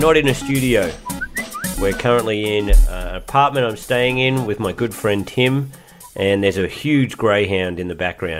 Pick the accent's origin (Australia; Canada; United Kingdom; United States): Australia; Townsville, Queensland; Townsville, North Queensland.